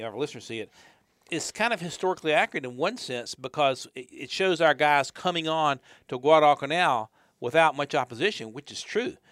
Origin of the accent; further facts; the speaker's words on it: Charlotte, North Carolina, United States; We're both from Charlotte.